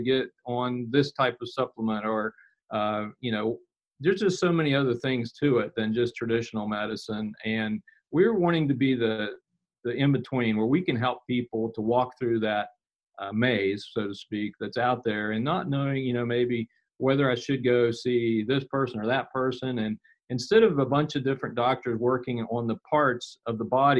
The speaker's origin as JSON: {"language": "English", "town": "Weston", "region": "West Virginia", "country": "United States", "tie": "born or raised there", "said": "I've lived here in West Virginia almost all my life. I was born here in Weston, and I still live here and work here"}